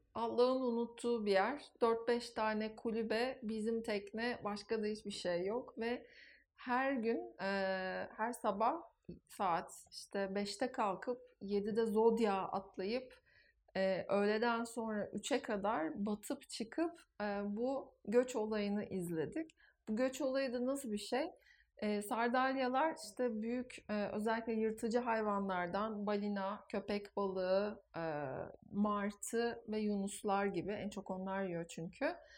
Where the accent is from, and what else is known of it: Turkey